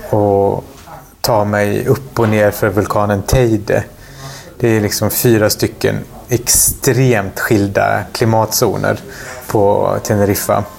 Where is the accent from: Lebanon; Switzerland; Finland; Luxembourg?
Lebanon; moved away; när jag som liten i Libanon sprang runt längs med eh, ja, men Mount Libanon.